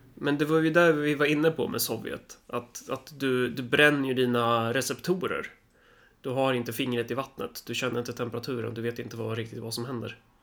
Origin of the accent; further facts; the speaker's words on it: Sweden; jag är svensk